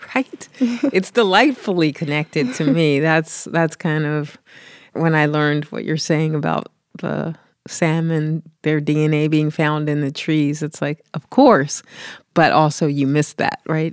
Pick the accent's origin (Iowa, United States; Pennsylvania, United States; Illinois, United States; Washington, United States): Pennsylvania, United States; Philadelphia; I grew up in the East Coast, in Philly